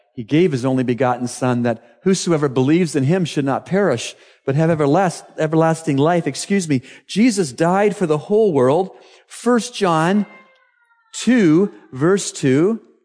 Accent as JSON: {"language": "English", "country": "Canada", "moved": "as an adult", "lives_now": "Bahamas", "said": "In Canada, my home country"}